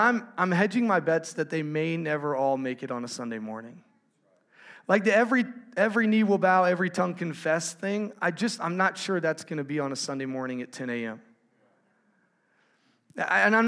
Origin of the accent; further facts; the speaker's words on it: Fort Worth, Texas, United States; We are from Fort Worth, Texas, and we have been there for my whole life.